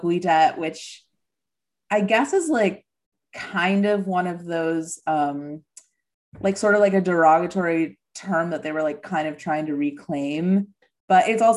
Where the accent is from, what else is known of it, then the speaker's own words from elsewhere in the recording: Midwest, United States; also born or lived in Los Angeles; now in New York, United States; I'm from the Midwest